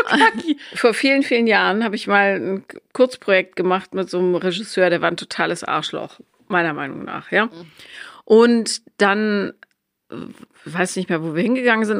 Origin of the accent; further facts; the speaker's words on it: Bonn, North Rhine-Westphalia, Germany; da wo ich aufgewachsen bin, also in Bonn